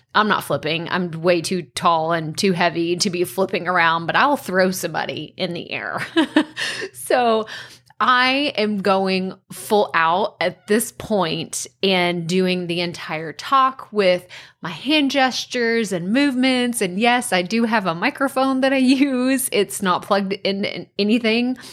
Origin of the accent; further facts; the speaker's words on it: Athens, Texas, United States; the T V C C is in my hometown